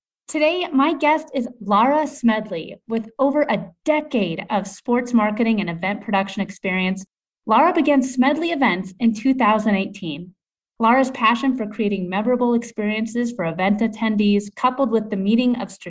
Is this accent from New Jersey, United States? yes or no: no; Denver, Colorado, United States; You know, I'm a Denver native too, and I feel like you and I are rare breeds just being born and raised here in Colorado.